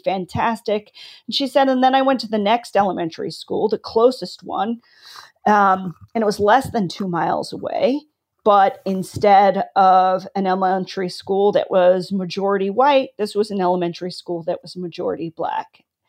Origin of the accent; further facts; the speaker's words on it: California, United States; also born or lived in Philippines; So I was born near San Diego. My dad was stationed at Port Hueneme, so we lived near there. And then we moved to the Philippines, where we used to have a military base. And then we moved back to California.